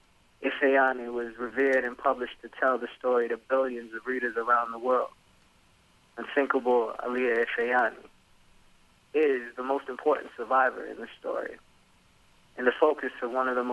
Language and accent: English; Hampton Roads, Virginia, United States; the Hampton Roads area, Virginia Beach, Norfolk? Yep. Newport News, yeah. So that's home.